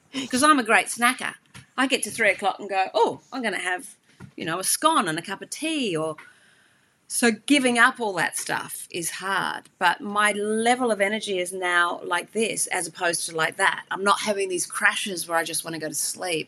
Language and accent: English; Hawke's Bay, New Zealand; moved away; also born or lived in Australia; I grew up and actually I spent a lot of time in the Hawke's Bay in New Zealand